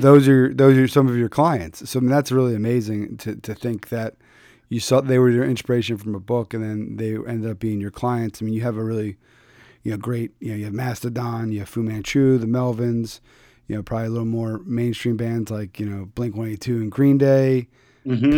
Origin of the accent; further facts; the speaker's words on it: Philadelphia, Pennsylvania, United States; moved away; I'm from originally from Philadelphia